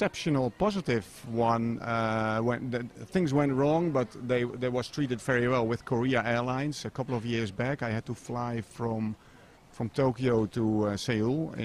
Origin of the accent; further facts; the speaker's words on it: Netherlands; my home country is the Netherlands